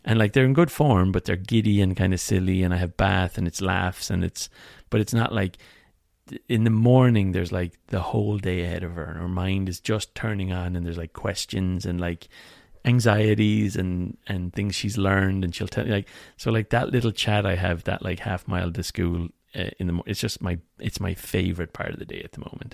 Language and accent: English; Ireland; as an Irish